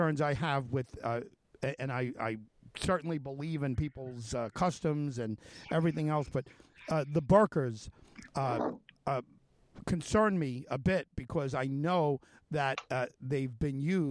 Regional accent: Suffolk County, New York, United States; also born or lived in Manhattan; I was born in Manhattan, and my family moved out here when I was about 2. So it's Suffolk is what I know of growing up

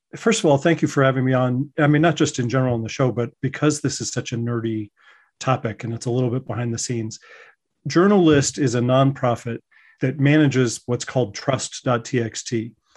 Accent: Colorado, United States; moved away as an adult; also born or lived in New York; I'm originally from Colorado

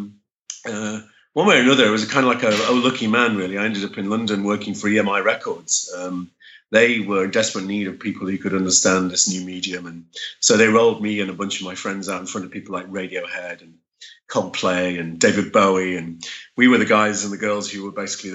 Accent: Germany; moved away; I was born in West Germany.

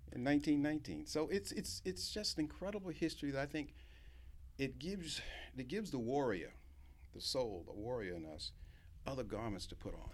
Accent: Norfolk, Virginia, United States; I grew up in Hampton Roads in Norfolk, Virginia, went to segregated schools all my, all my life

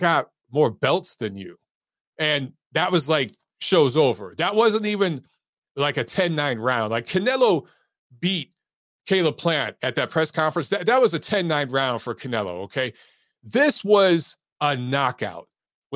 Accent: United States; I'm an American. I love my country. Okay. I served my country.

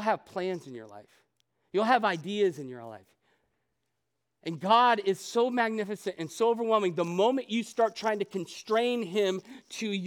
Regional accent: Ohio, United States; moved away as an adult; also born or lived in Chicago, Illinois / Arizona; I grew up in Ohio.

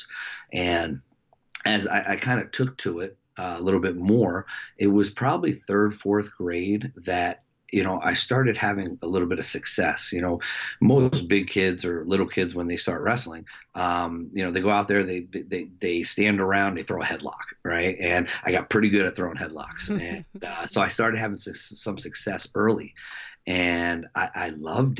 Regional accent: Lakewood, New Jersey, United States; also born or lived in Jackson; we moved from Jackson to Lakewood

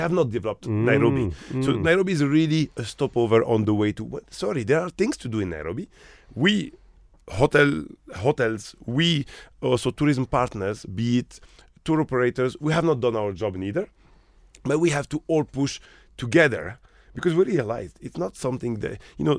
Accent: Morocco; I come from Morocco. Mm-hmm. I'm Moroccan originally. Mm-hmm. I grew up in Morocco. A smaller country.

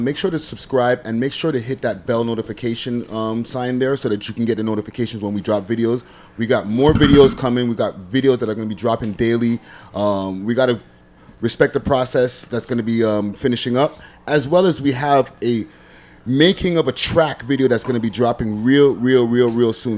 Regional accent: Montreal, Quebec, Canada; moved away as an adult; now in Toronto, Canada; I'm originally from Montreal. Okay. I, am an old ass nigga. I spent 20 years over there, and then I spent another 20. In, no, I spent 22 years there

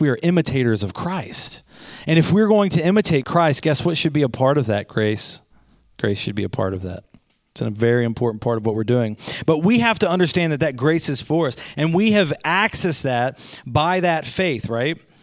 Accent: Goshen, United States; I'm from Goshen

